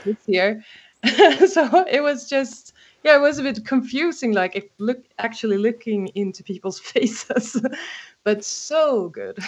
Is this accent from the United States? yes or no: no; Stockholm, Stockholm County, Sweden; I'm actually from Stockholm